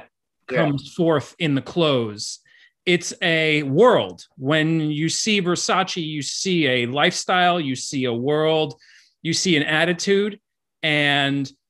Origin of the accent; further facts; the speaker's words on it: Miami Beach, Florida, United States; I was born and raised in Miami Beach specifically